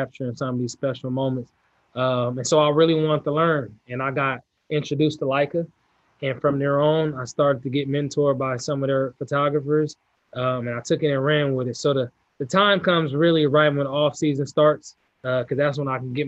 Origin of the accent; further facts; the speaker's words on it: California, United States; I'm from California